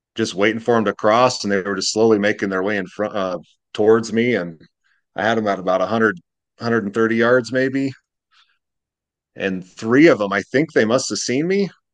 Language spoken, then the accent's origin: English; Utah, United States; moved away; I'm, I'm from Utah